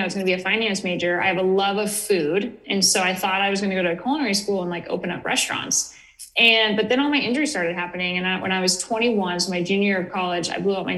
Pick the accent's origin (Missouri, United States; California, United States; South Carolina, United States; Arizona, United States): California, United States; Northern; moved away as an adult; also born or lived in Portland; I grew up in Northern California, very rural, very conservative area